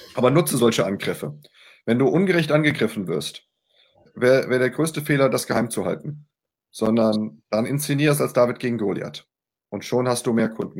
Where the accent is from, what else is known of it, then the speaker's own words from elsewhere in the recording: Mainz, Rhineland-Palatinate, Germany; ich bin Mainzer.